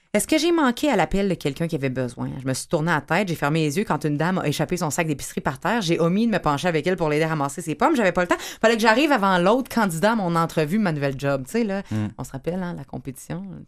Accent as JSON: {"language": "French", "town": "Quebec City", "region": "Quebec", "country": "Canada", "tie": "born or raised there", "said": "j'étais en centre cardinal Villeneuve très, très longtemps. Je viens de Québec"}